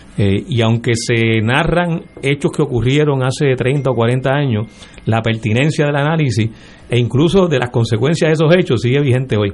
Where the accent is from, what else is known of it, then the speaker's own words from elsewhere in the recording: San Juan, Puerto Rico; no soy de Guaynabo, eh, nací en Río Piedra, que luego lo fusionaron con San Juan